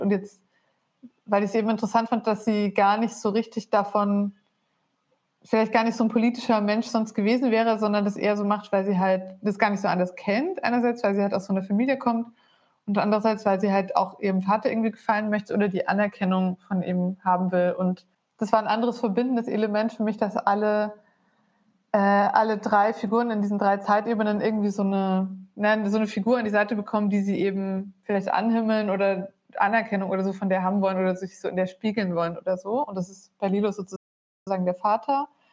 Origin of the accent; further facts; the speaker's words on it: Bavaria, Germany; moved away as an adult; also born or lived in Berlin; davor 20 Jahre in Bayern auf dem Dorf.